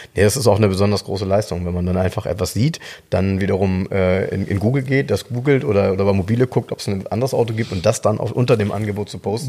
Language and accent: German; Soltau, Lower Saxony, Germany; in Soltau, äh, jetzt kommt wieder meine Heimat